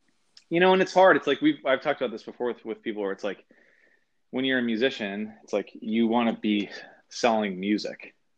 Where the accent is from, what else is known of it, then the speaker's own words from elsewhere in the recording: Seattle, Washington, United States; I grew up in the Northwest, like up in Washington State, and I grew up there